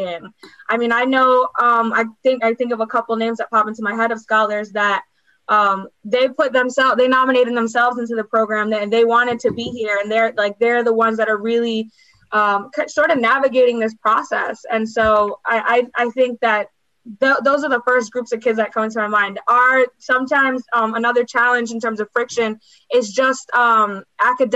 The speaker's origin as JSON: {"language": "English", "region": "New York", "country": "United States", "tie": "born or raised there", "said": "I was born in New York, and I think we're a different breed"}